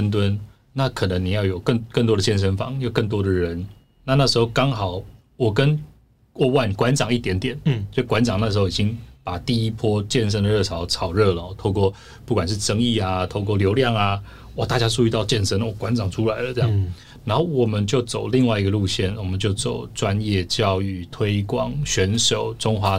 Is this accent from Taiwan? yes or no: yes; Taiwan; 我是少数可以跟他沟通的。的台湾人